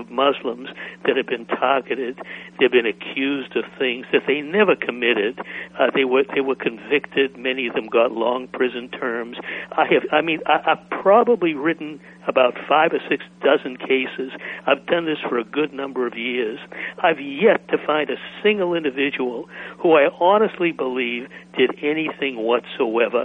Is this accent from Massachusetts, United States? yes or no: yes; Boston, Massachusetts, United States; moved away as an adult; I grew up in Boston. I was there through college, then I left.